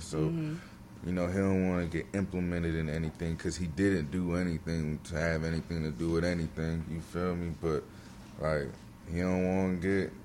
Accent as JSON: {"language": "English", "town": "Bowie", "region": "Maryland", "country": "United States", "said": "I came from Bowie, Maryland"}